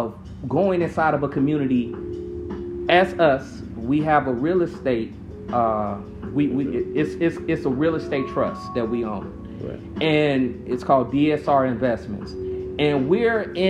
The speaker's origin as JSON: {"language": "English", "town": "Chicago", "region": "Illinois", "country": "United States", "tie": "born or raised there", "said": "I was born in West Pullman, right next to Roseland"}